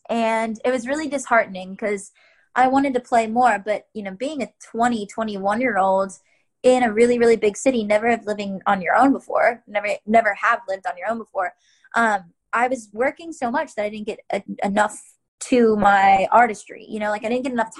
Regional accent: Charlotte, North Carolina, United States; I grew up in Charlotte

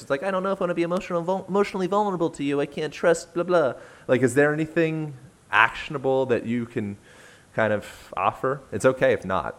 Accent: United States; I'm an American

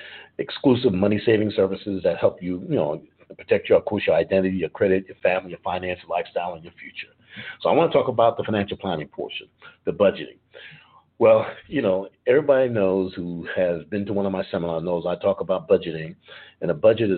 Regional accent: New York City, New York, United States; now in Atlanta, United States; I've been born and raised in New York City

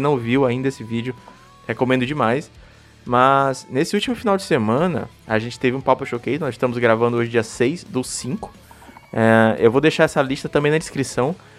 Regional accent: Maranhão, Brazil; E eu também sou aqui do Maranhão

